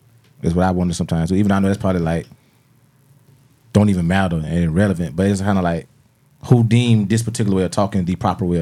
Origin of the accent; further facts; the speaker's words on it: Darlington, South Carolina, United States; I'm from Darlington. I'm from Dalton.